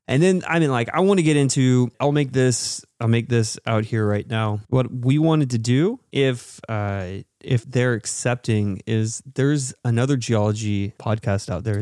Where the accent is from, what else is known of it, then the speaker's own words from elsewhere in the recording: Texas, United States; But we're from Texas